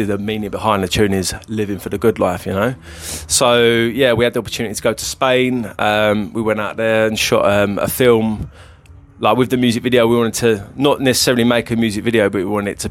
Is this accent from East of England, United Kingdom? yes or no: yes; Essex, East of England, United Kingdom; we're three brothers from Essex from a council estate